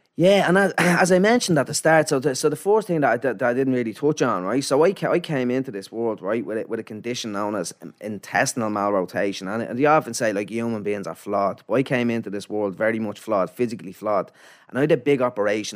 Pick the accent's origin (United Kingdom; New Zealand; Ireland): Ireland; Dublin, Leinster; also born or lived in Finglas / Canada / Ballymun; I moved to a place called Ladies Well out in Blanchardstown